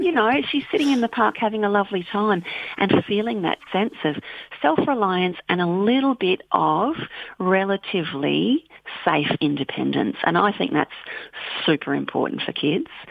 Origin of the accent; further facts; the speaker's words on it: Bendigo, Victoria, Australia; now in Western Australia, Australia; I grew up in on Bendigo in central Victoria